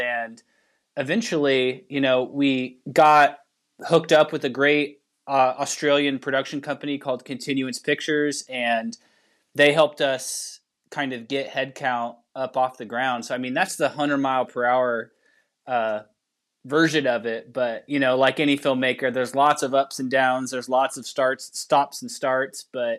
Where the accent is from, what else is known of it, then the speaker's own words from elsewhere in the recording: Kansas, United States; So we're originally from Western Kansas or out by Dodge City.